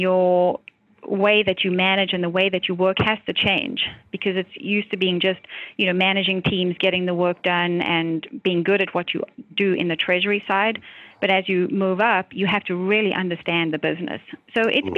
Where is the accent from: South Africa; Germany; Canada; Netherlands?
South Africa; now in United States; I grew up in South Africa.